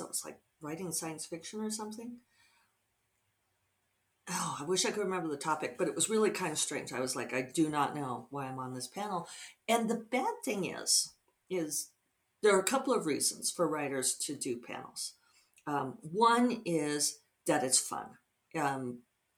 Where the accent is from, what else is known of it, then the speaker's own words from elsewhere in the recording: Denver, Colorado, United States; moved away; Denver's my hometown.